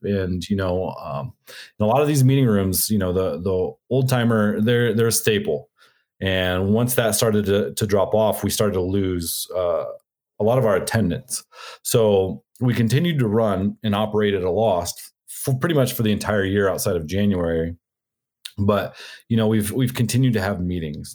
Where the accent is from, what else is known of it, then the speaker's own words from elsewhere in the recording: Arizona, United States; I'm from Arizona